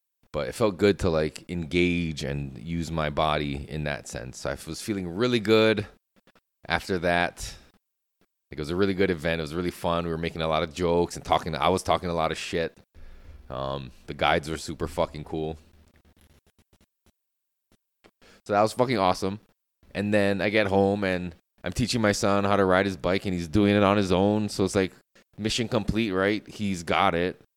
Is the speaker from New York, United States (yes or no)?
no; Hawaii, United States; growing up in Hawaii, climbing trees and fences